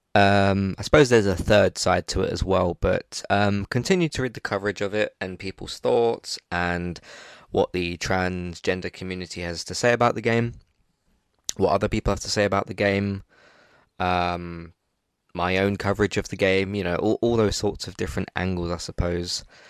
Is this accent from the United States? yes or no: no; England, United Kingdom; I'm, I'm English